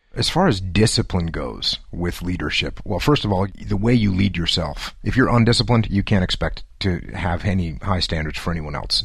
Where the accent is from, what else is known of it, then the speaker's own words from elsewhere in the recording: New England, United States; moved away as an adult; Grew up in a small New England town